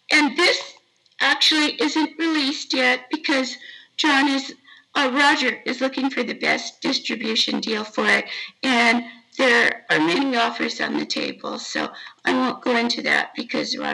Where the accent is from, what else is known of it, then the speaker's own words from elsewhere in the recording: Huntington Beach, California, United States; I'm from Huntington Beach